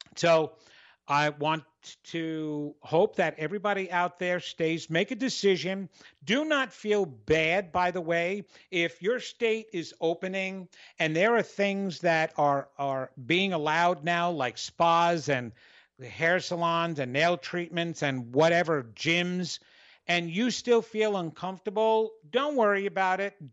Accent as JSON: {"language": "English", "region": "New York", "country": "United States", "said": "I'm Italian, I'm from New York, and I was a performer."}